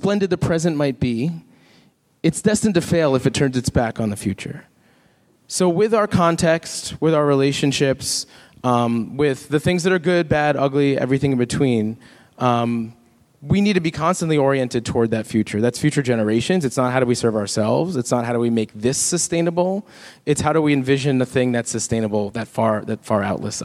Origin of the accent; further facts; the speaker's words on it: Jamaica; I'm not Cuban. I'm Jamaican